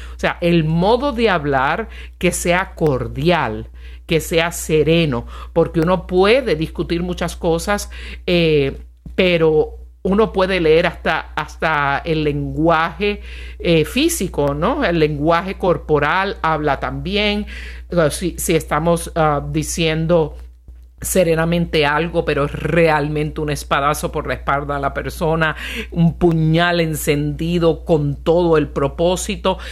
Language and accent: Spanish; Puerto Rico; mi bellísima isla de Puerto Rico